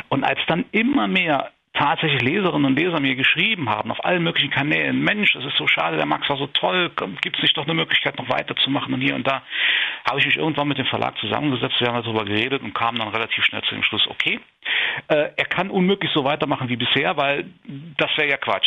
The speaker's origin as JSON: {"language": "German", "town": "Saarburg", "region": "Rhineland-Palatinate", "country": "Germany", "tie": "born or raised there", "said": "hier in Saarburg, in meiner Heimat"}